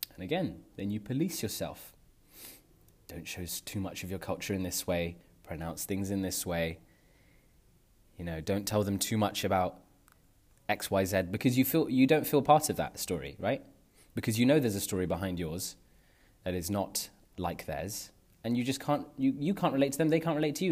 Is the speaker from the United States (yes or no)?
no; London, United Kingdom; moved away as an adult; now in Netherlands; I grew up in North London